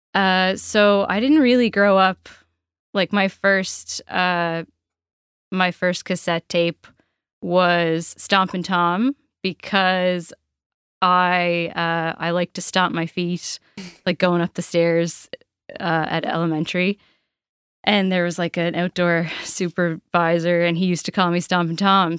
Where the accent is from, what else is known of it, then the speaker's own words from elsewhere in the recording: Port Bevis, Nova Scotia, Canada; I grew up in Port Bevis